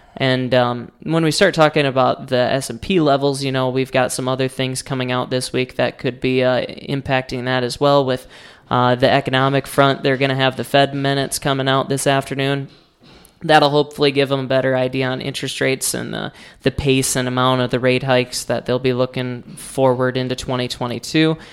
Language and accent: English; Rutland, South Dakota, United States; I am from Rutland, South Dakota